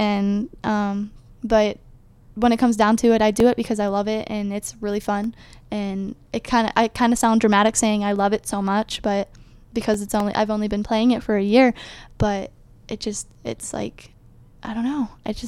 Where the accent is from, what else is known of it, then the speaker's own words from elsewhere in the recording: Ohio, United States; Well, so I'm like from Ohio. I have family that is like on the edge, very eastern part of Ohio.